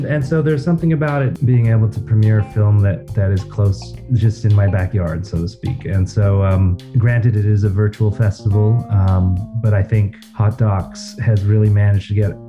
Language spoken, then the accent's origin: English; Ontario, Canada; moved away as an adult; also born or lived in Montreal, Canada; I grew up in Canada. I'm originally from Ontario, and I had lived in Montreal for 20 plus years, but recently returned because I have a young family, a young daughter, and my partner is American from Minneapolis. So it made more sense to be in Ontario.